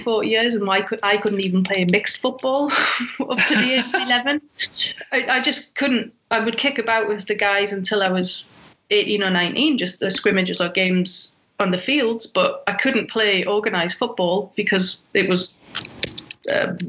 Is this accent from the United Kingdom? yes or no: yes; England, United Kingdom; we're English and we have that rivalry with Germany